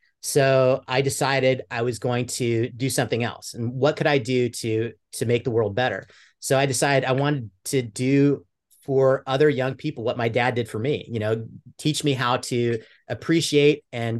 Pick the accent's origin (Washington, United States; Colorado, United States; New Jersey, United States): Washington, United States; Mercer Island; I grew up in Mercer Island, Washington, which is a kind of a white collar area, pretty affluent area.